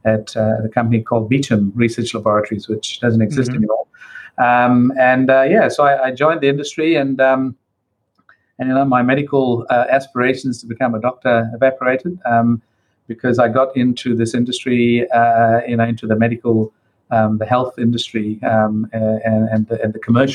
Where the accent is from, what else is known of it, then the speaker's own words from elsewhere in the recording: Perth, Western Australia, Australia; now in New Zealand; I'm a migrant to New Zealand. I came to New Zealand back in 1988 from Perth in Western Australia. So I came from Perth to Wellington.